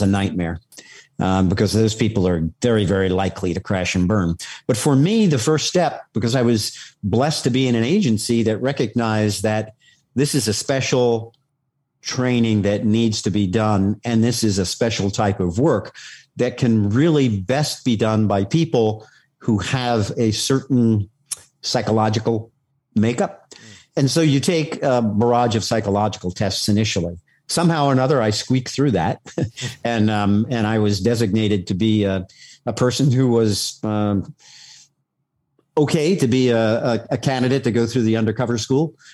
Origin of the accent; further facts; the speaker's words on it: New York City, New York, United States; I, was born and raised on Staten Island